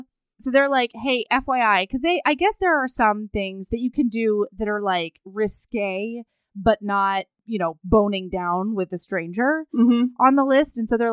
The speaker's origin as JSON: {"language": "English", "region": "Hawaii", "country": "United States", "tie": "born or raised there", "said": "I grew up in Hawaii."}